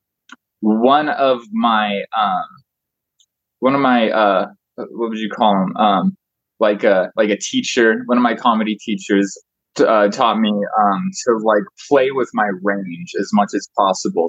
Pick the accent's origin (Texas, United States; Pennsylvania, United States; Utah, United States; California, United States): California, United States; Truckee; I was born in Truckee